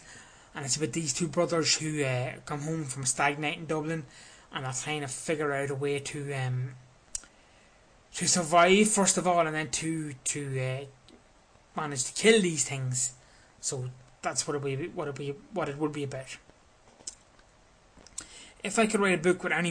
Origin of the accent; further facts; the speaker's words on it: Crossmaglen, Northern Ireland, United Kingdom; Cross Maglen, which is my hometown